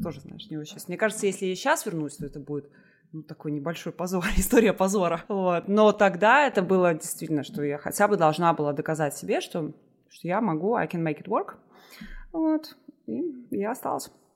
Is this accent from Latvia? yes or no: yes; Liepāja, Kurzeme, Latvia; moved away as an adult; also born or lived in Riga, Latvia; now in Edinburgh, United Kingdom; Я сама, я училась в Лепе, я закончила там среднюю школу, и потом я переехала в Ригу